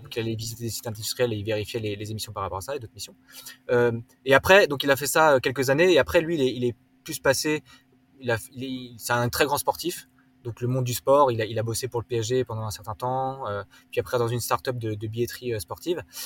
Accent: Wolschwiller, Grand Est, France; moved away; also born or lived in London; Je viens d'Alsace à la base, donc j'ai grandi à la campagne entre les Vosges et, le Jura.

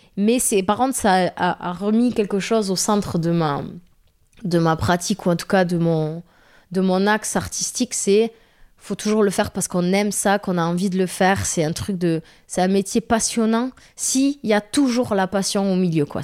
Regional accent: Tarn, Occitania, France; accent: strong Tarn accent; southern accent; moved away; also born or lived in Toulouse / Paris; moi, je suis du Tarn, j'ai un accent très fort du Tarn

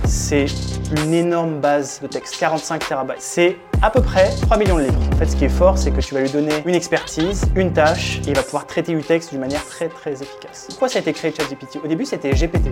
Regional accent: France; moved away as an adult; also born or lived in Berlin; je suis français

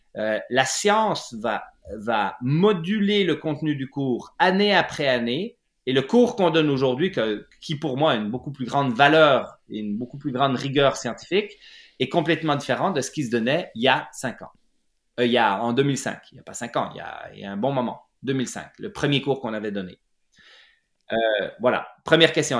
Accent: Lac Saint-Jean, Quebec, Canada; also born or lived in Jura, Switzerland; étant suisse d'origine, ayant grandi au lac Saint-Jean

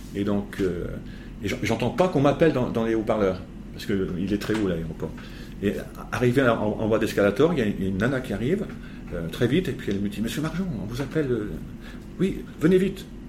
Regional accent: Beaune, Bourgogne-Franche-Comté, France; je suis né à Beaune et je suis né dans les hospices de Beaune

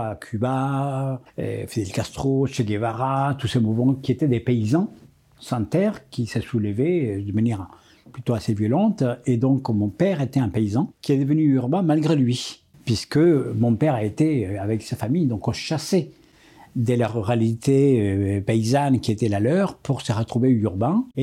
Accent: Colombia; je suis né en Colombie et c'était un pays des ruralités

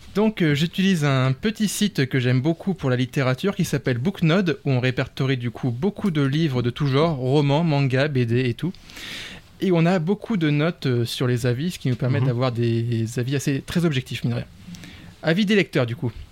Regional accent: France; en tant que Français de la métropole

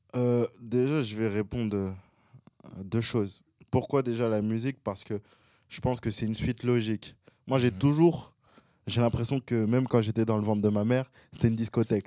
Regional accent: Boulogne-Billancourt, Île-de-France, France; also born or lived in Gabon; Je suis de Boulogne-Biancourt

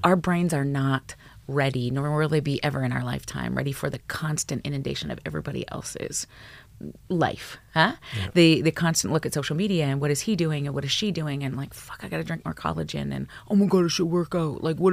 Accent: Alberta, Canada; I grew up in Alberta, small town Alberta

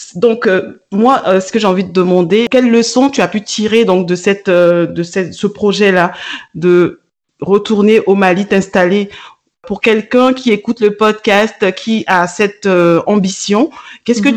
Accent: Burkina Faso; moved away; moi, je suis originaire du Burkina

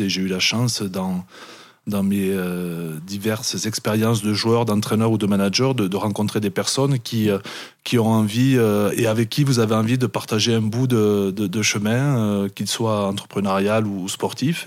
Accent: Perpignan, Occitania, France; moved away as an adult; also born or lived in Biarritz; je suis né à Perpignan, je suis un enfant du pays catalan, j'ai toujours grandi là-bas

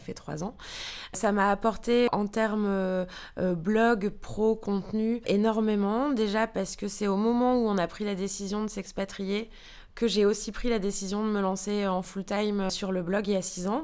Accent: France; moved away as an adult; also born or lived in New York; now in Germany; en tant que Française

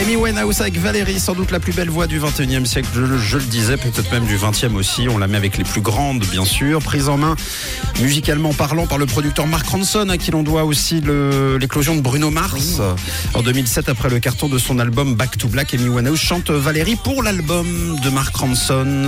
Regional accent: Switzerland; chez nous en Suisse

